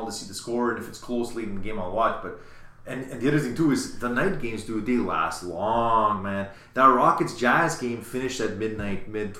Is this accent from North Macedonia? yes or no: no; Canada; he finds out I'm Canadian.